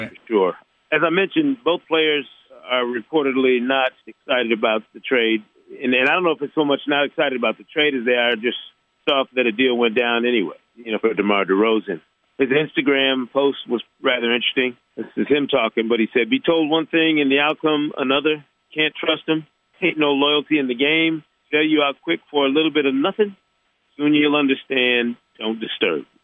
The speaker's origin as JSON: {"language": "English", "region": "Michigan", "country": "United States", "tie": "born or raised there", "moved": "yes", "said": "here in my home state of Michigan."}